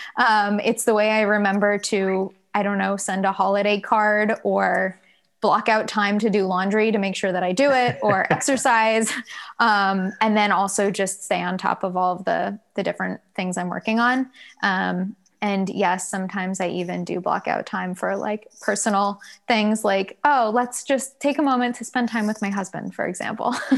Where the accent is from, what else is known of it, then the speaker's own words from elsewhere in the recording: Durham, North Carolina, United States; also born or lived in Virginia; I grew up in Durham, North Carolina